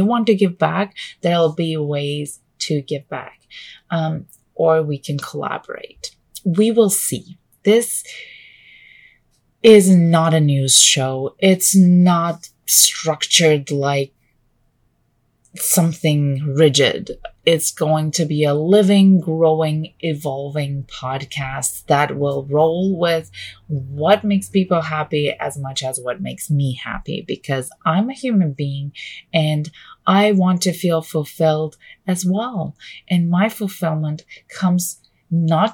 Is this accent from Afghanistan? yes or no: no; Canada; also born or lived in Vancouver; I am Canadian. I live just outside of Vancouver